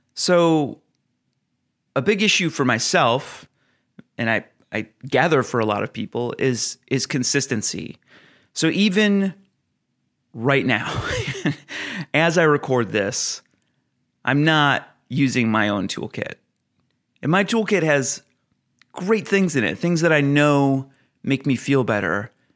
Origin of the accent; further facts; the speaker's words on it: Oregon, United States; my home state of Oregon